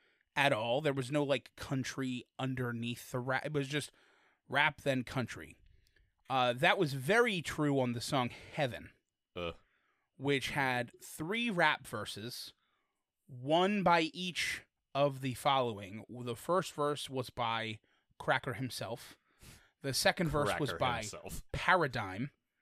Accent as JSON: {"language": "English", "town": "Detroit", "region": "Michigan", "country": "United States", "said": "I'm from Detroit."}